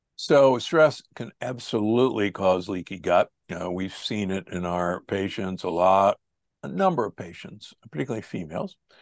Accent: Omaha, Nebraska, United States; I was raised in Omaha, Nebraska

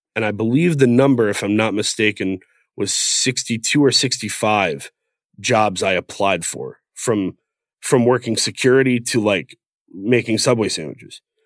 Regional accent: Saginaw, Michigan, United States; moved away; also born or lived in Grand Rapids, Michigan; I grew up in Saginaw, Michigan, near Flint

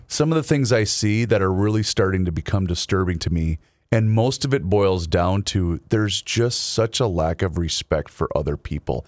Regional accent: Southern Minnesota, United States; I'm from Southern Minnesota

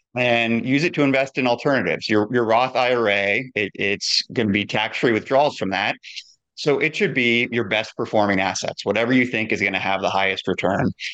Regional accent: Midwest, United States; I grew up in the Midwest

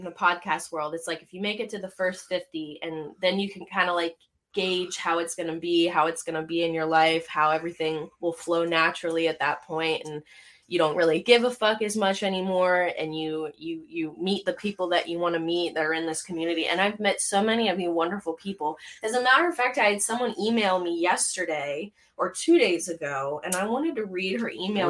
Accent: Canada; I'm from Canada.

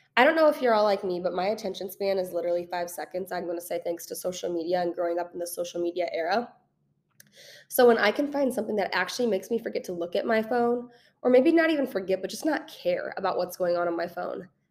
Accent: St. Louis, Missouri, United States; moved away as an adult; now in Kansas City, United States; I am originally from Saint Louis, I moved to Kansas City fresh out of college about three years ago.

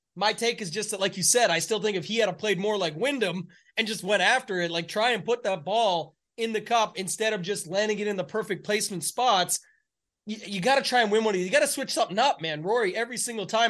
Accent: Canada; I'm the Canadian in the bunch

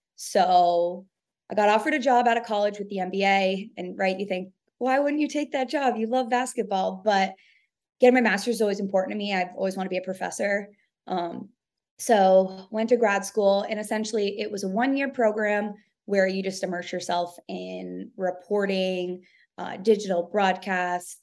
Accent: New York, United States; moved away; also born or lived in Kentucky; I'm from New York

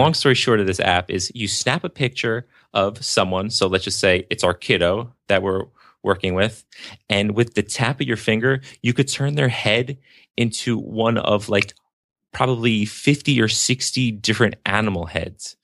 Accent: New Jersey, United States; Born and raised in New Jersey

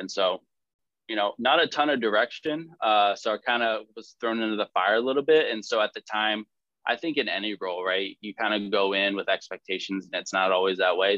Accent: Suffield, Connecticut, United States; I grew up in Su- Suffield, Connecticut

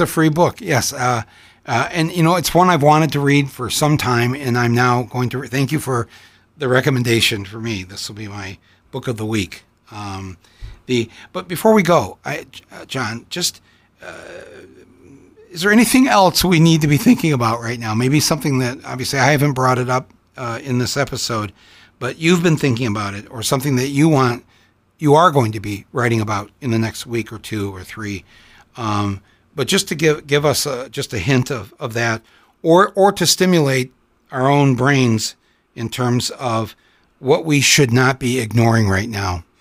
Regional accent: United States; as an American

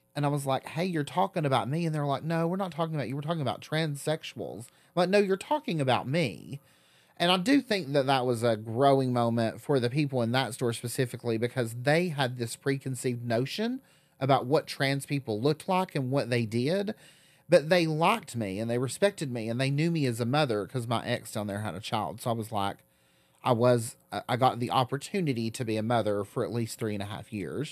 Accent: Newport, Tennessee, United States; moved away as an adult; now in Knoxville, United States; growing up in Southern Appalachia, especially in such a rural part of Southern Appalachia

